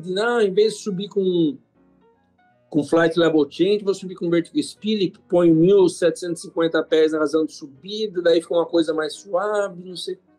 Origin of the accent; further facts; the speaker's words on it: Piracicaba, São Paulo, Brazil; eu sou de Piracicaba